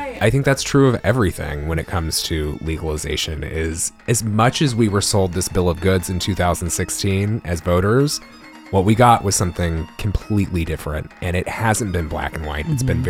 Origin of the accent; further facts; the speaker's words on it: El Paso, Texas, United States; moved away; I grew up on the border of El Paso